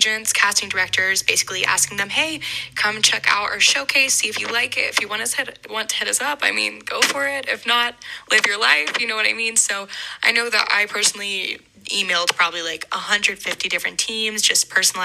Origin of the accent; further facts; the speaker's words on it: Atlanta, Georgia, United States; also born or lived in Missouri; I'm originally from Atlanta